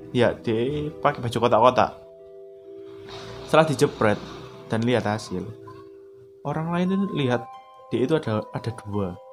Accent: Surabaya, East Java, Indonesia; aku orang Surabaya, tapi nggak pernah aku.

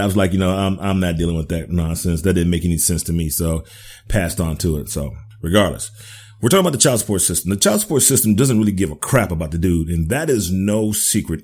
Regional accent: United States; I'm an American.

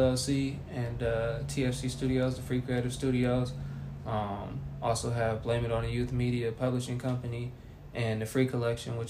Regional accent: Oakland, California, United States; also born or lived in Sacramento / Texas; now in Los Angeles, United States; I'm originally from Oakland, California, born and raised

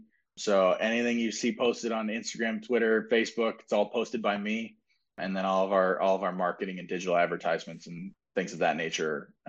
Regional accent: Indianapolis, Indiana, United States; I was like, "I grew up here in Indy," and I was like, "and I've been playing hockey here in Indy for about 20 years.

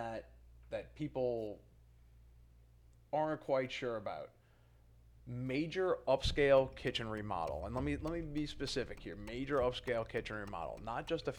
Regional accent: New Orleans, Louisiana, United States; I'm from New Orleans.

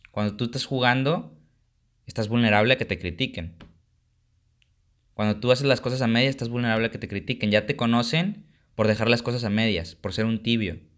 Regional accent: Mexico; pero como mexicano no toleramos que alguien le vaya mejor que a nosotros, ¿no? Esa es la cultura mexicana.

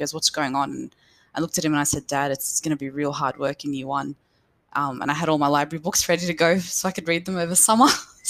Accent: Punchbowl, New South Wales, Australia; In Western Sydney. So I was born in Auburn Hospital, actually, but we were living in Punchbowl at the time.

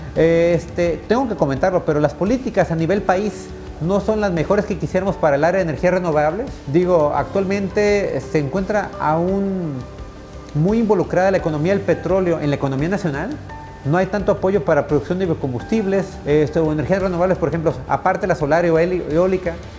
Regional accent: Nayarit, Mexico; de niño estuvimos aquí en el Centro Universitario de Idiomas, aquí en la universidad

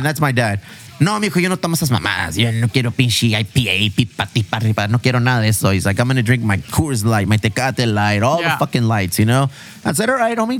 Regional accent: Chula Vista, California, United States; we're from Chula Vista

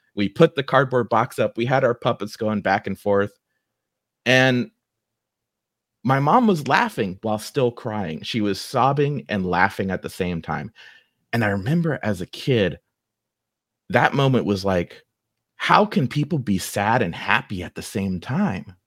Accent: Dayton, Ohio, United States; accent: Ohioan; also born or lived in Beavercreek; I grew up right here in Dayton

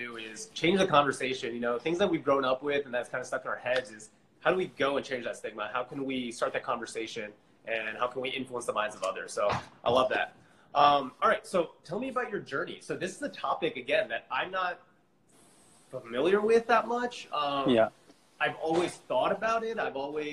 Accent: Philadelphia, Pennsylvania, United States; moved away as an adult; now in Harrisburg, United States; I'm originally from Philadelphia, but right now I'm in Harrisburg

